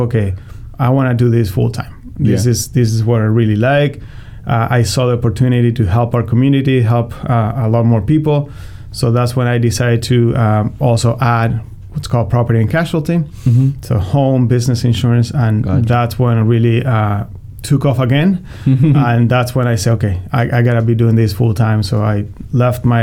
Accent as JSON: {"language": "English", "country": "Argentina", "tie": "born or raised there", "moved": "as an adult", "lives_now": "St. Louis, United States", "said": "Born and raised in Argentina. I came here when I was 19."}